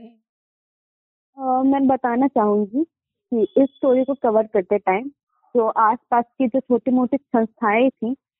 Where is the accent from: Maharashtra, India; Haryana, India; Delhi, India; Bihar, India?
Bihar, India; Muzaffarpur; मैं मुजफ्फरपुर बिहार से हूँ